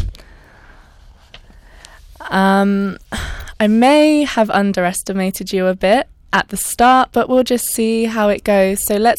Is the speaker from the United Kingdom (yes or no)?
yes; United Kingdom; I'm fully British